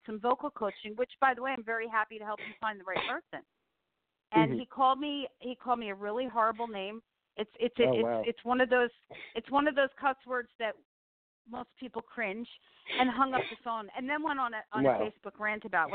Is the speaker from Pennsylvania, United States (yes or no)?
no; New Jersey, United States; moved away; I'm from New Jersey